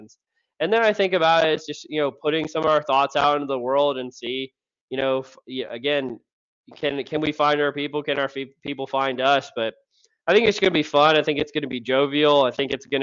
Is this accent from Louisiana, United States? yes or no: yes; Louisiana, United States; I'm from Louisiana